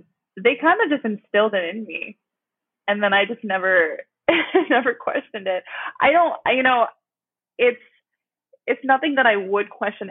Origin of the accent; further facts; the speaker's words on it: United States; I'm Iranian American. I speak semi two languages. Excuse me. I was born and raised in America, speak English fluently, and Farsi would be my second language.